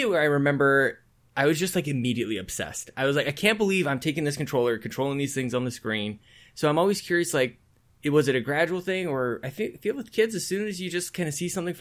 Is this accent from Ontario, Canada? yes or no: no; Edmonton, Alberta, Canada; in my hometown, that's where we make Mass Effect and Dragon Age